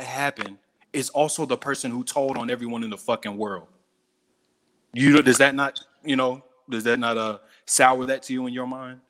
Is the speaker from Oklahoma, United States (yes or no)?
no; Miami, Florida, United States